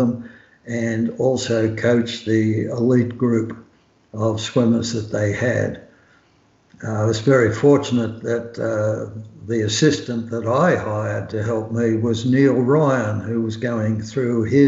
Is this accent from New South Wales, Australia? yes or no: yes; Sydney, New South Wales, Australia; I grew up in Sydney, Australia, very close to Bondi Beach